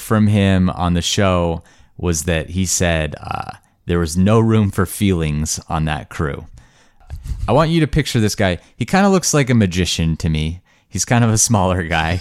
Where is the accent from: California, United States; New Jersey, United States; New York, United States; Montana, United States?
Montana, United States; growing up in Montana, which was a really idyllic place to grow up.